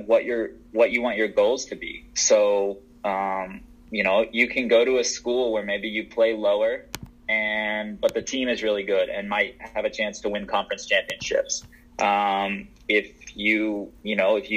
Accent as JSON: {"language": "English", "region": "the South", "country": "United States", "said": "I was from the South"}